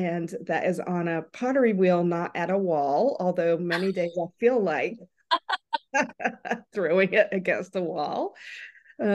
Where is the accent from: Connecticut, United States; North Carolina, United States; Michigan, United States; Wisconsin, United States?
North Carolina, United States; Well, I am from North Carolina and I grew up really from the time I was walking collecting seashells.